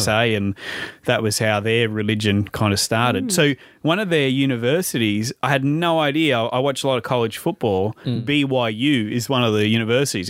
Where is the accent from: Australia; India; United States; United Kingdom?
Australia; also born or lived in Cairns / Brisbane; where's your accent from? I said, oh, Australia